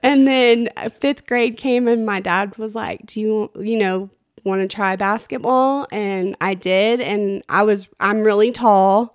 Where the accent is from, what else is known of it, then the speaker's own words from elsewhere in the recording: Plainview, Texas, United States; I grew up in Plainview